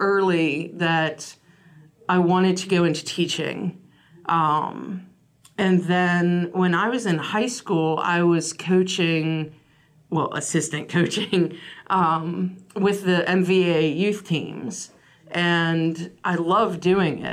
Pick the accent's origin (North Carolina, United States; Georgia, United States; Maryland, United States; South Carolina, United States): Maryland, United States; Frederick County; I came from Frederick County, where my senior year, I was player of the year with Kathy.